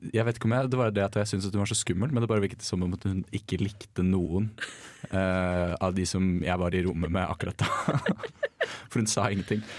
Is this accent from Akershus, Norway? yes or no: yes; Bærum, Akershus, Norway; jeg er fra Bærum